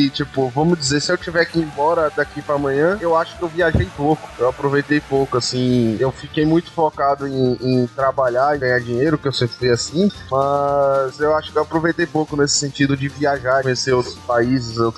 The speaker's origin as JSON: {"language": "Portuguese", "town": "Belo Horizonte", "region": "Minas Gerais", "country": "Brazil", "said": "Eu sou de, eu sou de BH"}